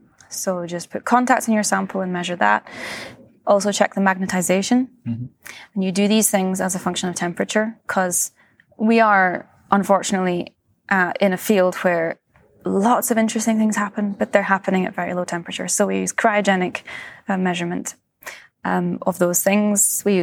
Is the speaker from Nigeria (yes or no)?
no; Scotland, United Kingdom; also born or lived in Switzerland; now in California, United States; and I grew up in Scotland, and then I did my PhD in Switzerland, and then I moved to the US, to California.